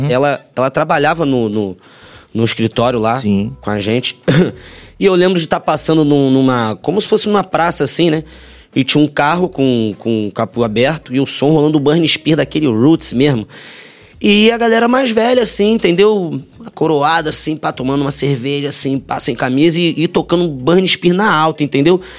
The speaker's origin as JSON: {"language": "Portuguese", "region": "Rio de Janeiro", "country": "Brazil", "tie": "born or raised there", "said": "no Rio, é, nasci no Rio"}